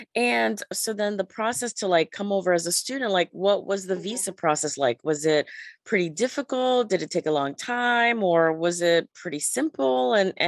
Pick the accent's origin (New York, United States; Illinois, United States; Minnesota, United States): New York, United States; born or raised there; also born or lived in Panama